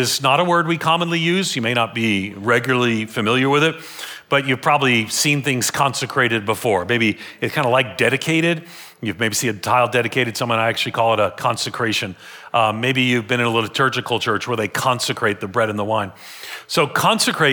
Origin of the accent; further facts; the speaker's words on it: United States; I'm an American